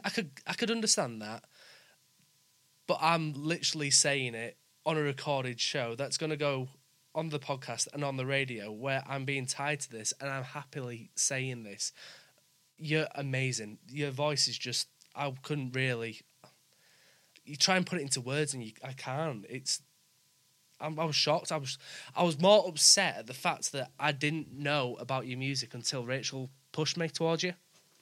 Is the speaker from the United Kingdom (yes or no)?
yes; West Bromwich, West Midlands, United Kingdom; accent: Yorkshire; also born or lived in Leeds / Wakefield / York; because I'm from West Bromwich, moved up to Leeds and then moved around Leeds and Wakefield and then York. So I've got different, like, Yorkshire acce